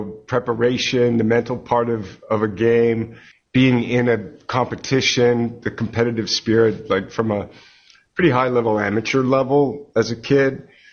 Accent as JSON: {"language": "English", "country": "Canada", "tie": "born or raised there", "said": "I grew up in Canada"}